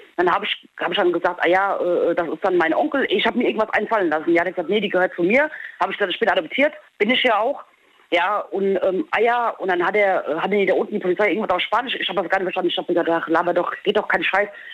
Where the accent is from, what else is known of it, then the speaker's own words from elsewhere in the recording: Holzhausen, Germany; also born or lived in Peru; now in Diez, Germany; gebürtig aus Peru, groß geworden in Holzhausen und jetzt bin ich in Dietz